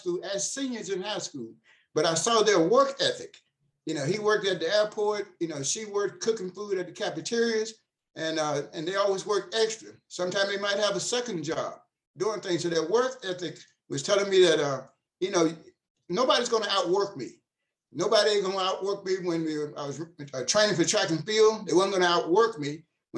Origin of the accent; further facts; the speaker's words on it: Nashville, Tennessee, United States; moved away as an adult; now in Frankfort, United States; I'm actually from Nashville, Tennessee, and I hail right now in Frankfort, Kentucky.